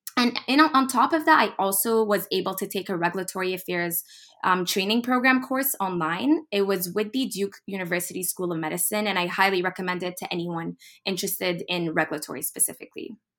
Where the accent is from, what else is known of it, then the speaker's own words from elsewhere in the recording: Dubai, United Arab Emirates; moved away as an adult; also born or lived in United States / Boston / Egypt; I'm ethnically Egyptian. I was actually born in the U S, and then I was raised in Dubai and traveled all the way to Boston in twenty seventeen